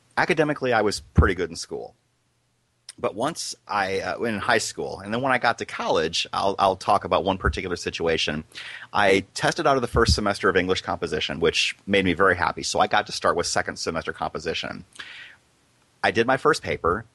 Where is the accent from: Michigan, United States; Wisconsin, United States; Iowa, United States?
Iowa, United States; I grew up in a small town in Iowa